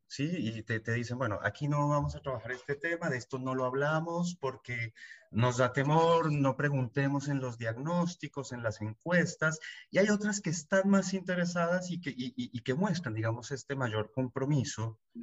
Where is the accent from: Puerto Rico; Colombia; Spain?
Colombia; moved away as an adult; now in Buenos Aires, Argentina; colombiano, viviendo hace 15 años en Buenos Aires, Argentina